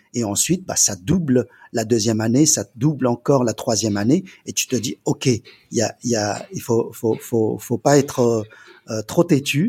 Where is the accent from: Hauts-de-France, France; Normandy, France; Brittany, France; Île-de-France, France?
Île-de-France, France; Paris; also born or lived in China; j'ai grandi en Chine pendant 10 ans et lorsque je suis arrivé en, en France à l'âge de 10 ans